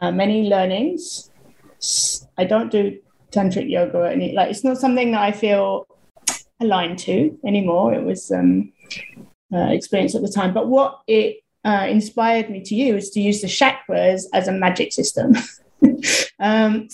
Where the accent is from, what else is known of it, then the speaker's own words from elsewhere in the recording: United Kingdom; moved away; also born or lived in Thailand; I'm British